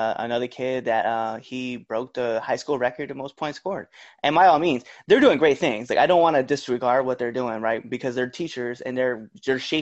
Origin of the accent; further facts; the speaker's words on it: Bayard, Nebraska, United States; I'm proud of growing up in Bear, Nebraska.